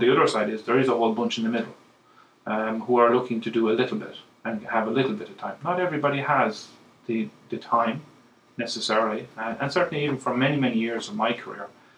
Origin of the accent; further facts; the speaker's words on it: County Clare, Ireland; now in County Meath, Ireland; I am from West Clare, and that will never change. I live in County Meath.